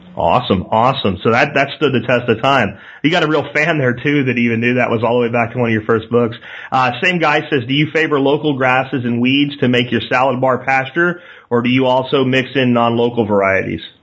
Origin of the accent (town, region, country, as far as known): Pennsylvania, United States; born or raised there